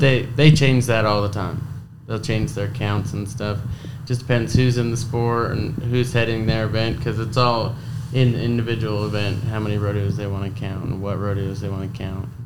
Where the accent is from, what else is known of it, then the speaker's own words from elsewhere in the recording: Blackfoot, Idaho, United States; also born or lived in Montague, Idaho; I was raised in Blackfoot Idaho. I live in Montague, Idaho now